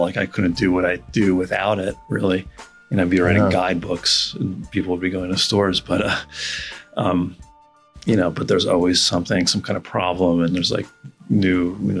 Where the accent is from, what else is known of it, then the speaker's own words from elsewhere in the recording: United States; also born or lived in New York City; I'm from New York City originally, and I grew up sort of in between New York and Philadelphia and kind of like a woodsy area